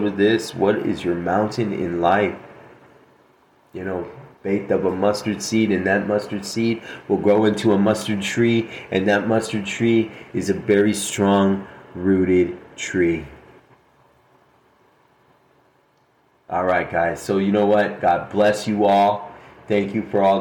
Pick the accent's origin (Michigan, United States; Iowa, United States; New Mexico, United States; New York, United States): New Mexico, United States; Albuquerque; Albuquerque, New Mexico, my hometown